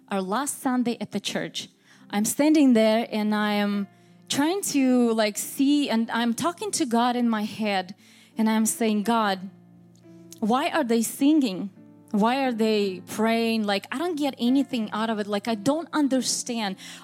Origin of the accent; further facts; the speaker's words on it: Moscow, Russia; English is a second language; moved away as an adult; also born or lived in Vancouver, Washington, United States; now in United States; I was born in Moscow, Russia, and my parents, they were pastors. I'm a PK, raised and born on a church pew